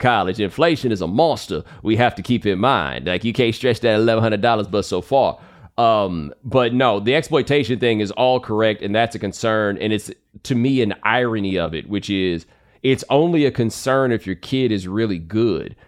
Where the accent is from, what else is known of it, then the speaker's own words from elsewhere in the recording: Texas, United States; I grew up in Texas